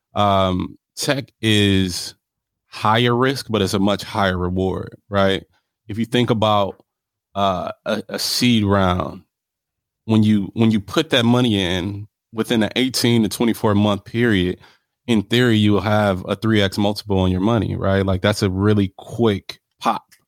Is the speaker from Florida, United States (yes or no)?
no; Milwaukee, Wisconsin, United States; also born or lived in Los Angeles, California; I'm from Milwaukee, Wisconsin. If you ask me where I claim, it's Milwaukee. That's what raised me